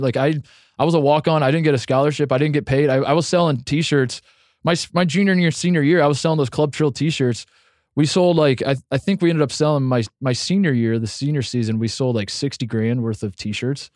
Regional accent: Midwest, United States; born or raised there; moved away as an adult; now in Los Angeles, United States

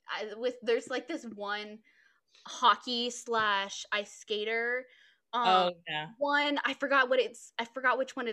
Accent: Texas, United States; I'm from Texas

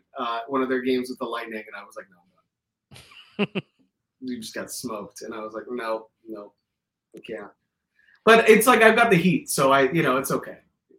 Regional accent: Miami, Florida, United States; Growing up in Miami, routing out is easy, bro, because like you're coming from the furthest south.

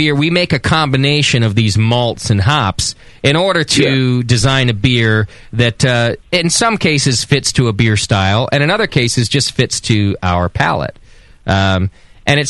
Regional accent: Connecticut, United States; I'm from Connecticut.

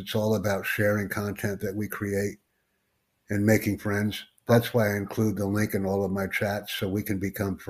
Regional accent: United States; I'm from the United States.

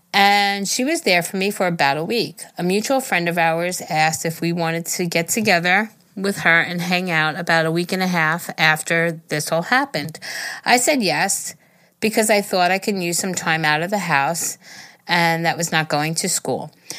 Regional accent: Denmark; English is a second language; I'm 22, and I'm from Denmark.

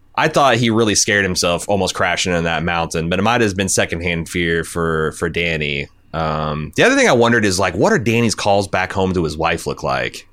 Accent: Indiana, United States; I was from Indiana, birthplace of Ryan White

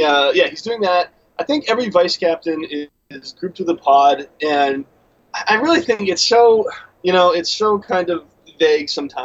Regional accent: United States; As an American

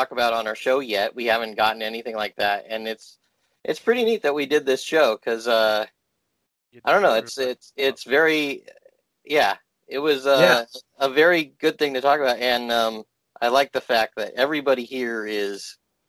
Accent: Walnut, California, United States; I grew up in Walnut, California

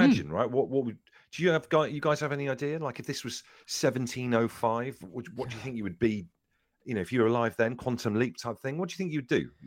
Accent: Devon, South West England, United Kingdom; I grew up in Devon

